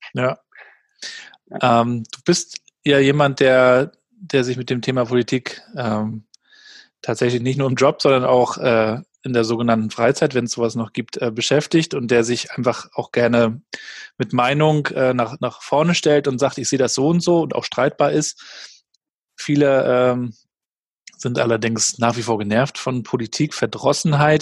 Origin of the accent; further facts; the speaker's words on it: Rostock, Mecklenburg-Vorpommern, Germany; Ich kam ja aus Warnemünde, damals noch ohne Tourismus